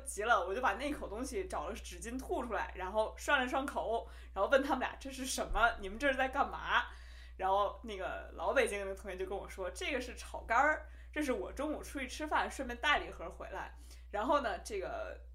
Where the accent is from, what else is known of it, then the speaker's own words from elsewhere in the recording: Beijing, China; accent: Beijing accent (京腔); also born or lived in Hubei (family origin); 虽然你听我京腔很重啊，但是只是因为我在北京长大